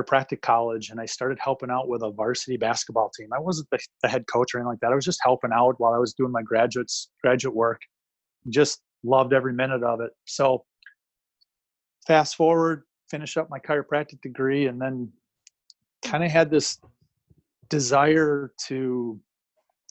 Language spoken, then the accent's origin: English; Madison, Wisconsin, United States; born and raised right around the Madison area